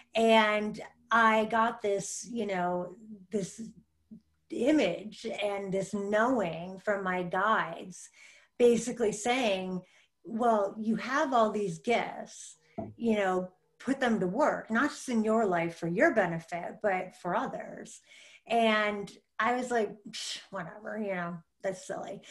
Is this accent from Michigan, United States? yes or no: yes; Michigan, United States; I grew up in Michigan